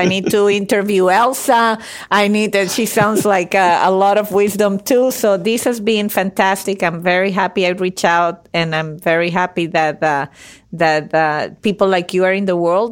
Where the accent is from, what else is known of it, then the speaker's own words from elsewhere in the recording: Venezuela; I was born and raised in Venezuela